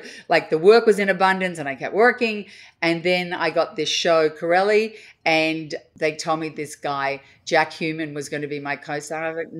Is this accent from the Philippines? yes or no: no; Australia; Australia, I was this exotic foreign being.